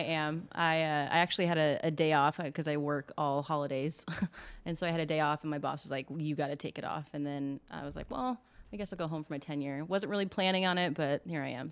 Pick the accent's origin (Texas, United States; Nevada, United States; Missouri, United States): Nevada, United States; Las Vegas; moved away as an adult; also born or lived in Chico, California; now in Eugene, United States; being born and raised in Vegas